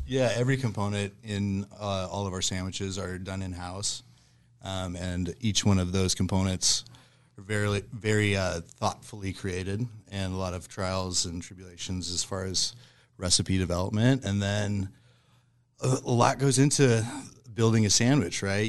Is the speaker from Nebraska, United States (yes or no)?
yes; Lincoln, Nebraska, United States; moved away as an adult; also born or lived in Portland, Oregon; now in Omaha, United States; originally, I'm born and raised in Lincoln